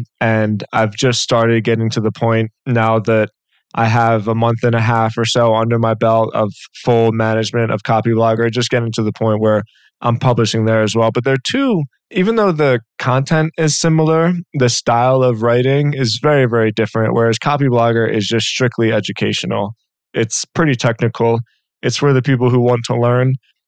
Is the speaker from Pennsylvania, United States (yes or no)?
yes; Philadelphia, Pennsylvania, United States; And I grew up in Philly in the Northeast.